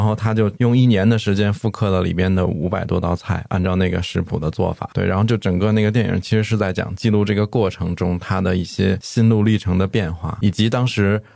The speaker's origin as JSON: {"language": "Chinese", "region": "Beijing", "country": "China", "tie": "born or raised there", "moved": "as an adult", "lives_now": "Chengdu, China", "said": "我是出生和那个长大是在北京，然后后来读大学之后就在成都"}